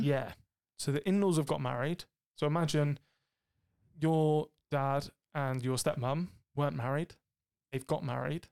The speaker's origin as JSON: {"language": "English", "area": "Cornwall", "region": "South West England", "country": "United Kingdom", "said": "I'm from Cornwall"}